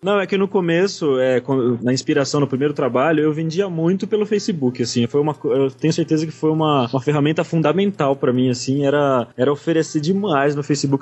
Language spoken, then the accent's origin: Portuguese; São Manuel, São Paulo, Brazil; eu sou de São Manuel, né? Cidade do interior de São Paulo